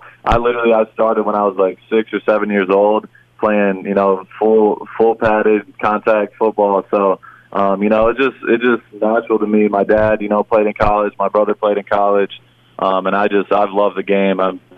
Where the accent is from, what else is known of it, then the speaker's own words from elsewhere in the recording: Michigan, United States; for me, I was coming from Michigan, so football's a little bit different in Michigan than it is in Texas.